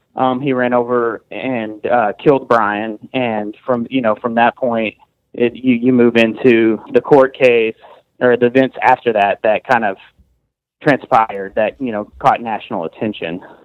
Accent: Amarillo, Texas, United States; we're from Amarillo

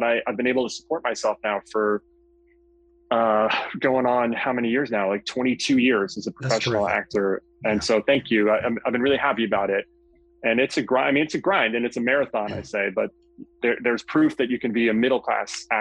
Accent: Westchester, New York, United States; I grew up in Westchester, right outside of New York City.

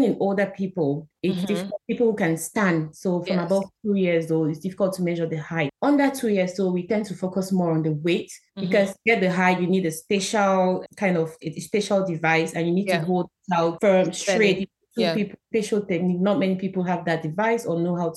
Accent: Cameroon; moved away as an adult; now in United Kingdom; I'm originally from Cameroon, where I studied

